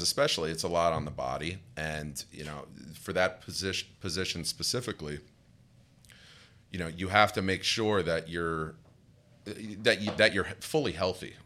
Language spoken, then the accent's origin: English; Madison, New Jersey, United States; grew up in a little town called Madison in Morris County